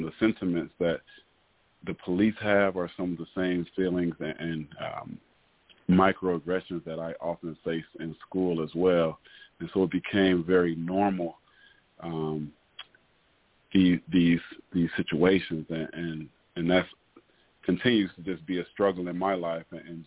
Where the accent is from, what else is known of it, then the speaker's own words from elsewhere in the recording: Cleveland, Ohio, United States; living in Cleveland, growing up in Cleveland